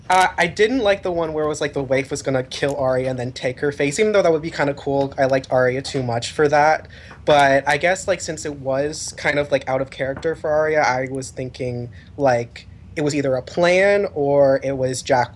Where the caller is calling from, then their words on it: Richmond, Virginia, United States; from Richmond, Virginia.